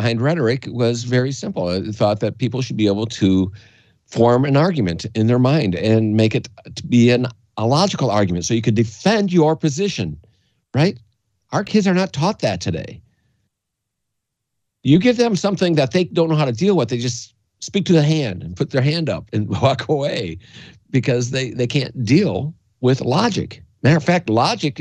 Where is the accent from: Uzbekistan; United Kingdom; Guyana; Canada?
Canada; also born or lived in Gaylord, Michigan, United States; now in United States; I was born in Gaylord, but my father moved me to Canada at a relatively young age. I was still, I think, for grade one. Went to school over in Canada